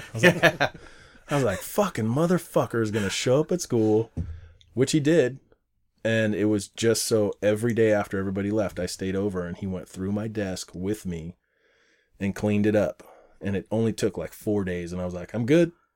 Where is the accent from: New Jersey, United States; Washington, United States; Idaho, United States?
Washington, United States; Mountlake Terrace; born or raised there; also born or lived in Portland, Oregon / Beaverton, Oregon